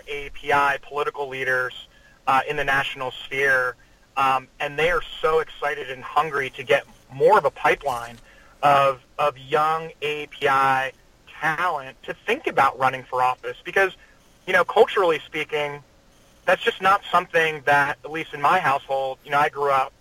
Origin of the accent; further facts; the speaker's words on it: Trenton, New Jersey, United States; accent: half Jersey, half sort of Oklahoman; moved away as an adult; also born or lived in Virginia / Washington D.C.; I grew up in Trenton, New Jersey, at very Italian